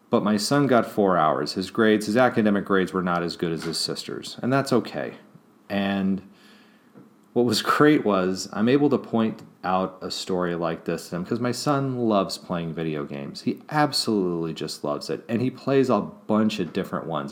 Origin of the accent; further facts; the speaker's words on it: Kansas City, Missouri, United States; moved away; I actually lived in Kansas City as a child, Kansas City, Missouri side